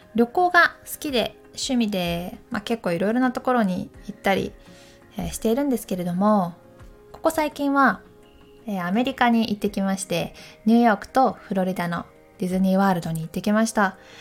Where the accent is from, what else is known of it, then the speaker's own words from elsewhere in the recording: Takayama, Gifu, Japan; moved away as an adult; now in Tokyo, Japan; 出身は岐阜県高山市そして大学を受けまして東京に来ました